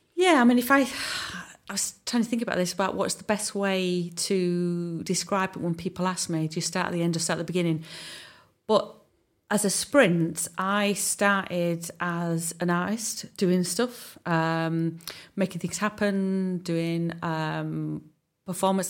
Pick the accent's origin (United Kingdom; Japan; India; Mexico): United Kingdom; Southside villages, England; also born or lived in Hull; I'm actually from Southside, from the, um, the villages